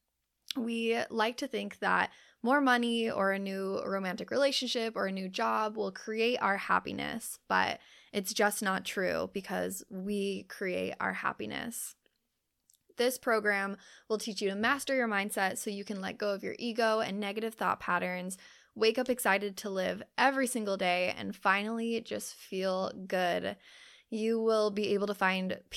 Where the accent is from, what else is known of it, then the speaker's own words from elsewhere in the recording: Utah, United States; we both grew up in Utah